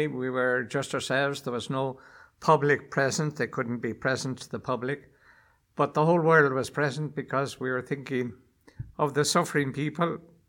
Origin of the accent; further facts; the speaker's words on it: Ireland; now in Rome, Italy; Well, I am an Irish joke